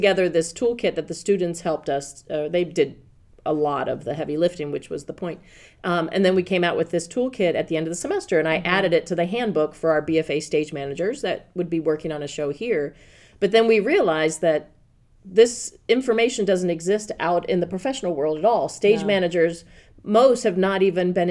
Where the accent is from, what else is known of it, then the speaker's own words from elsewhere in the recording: Ravenna, Ohio, United States; now in East Lansing, United States; I grew up one direction in Ravenna